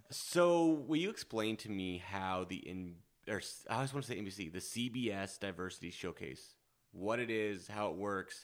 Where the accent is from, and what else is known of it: Nebraska, United States; now in Los Angeles, United States